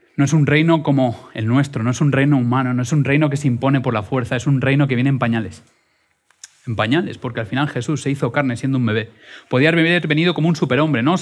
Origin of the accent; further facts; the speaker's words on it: Madrid, Community of Madrid, Spain; soy madrileño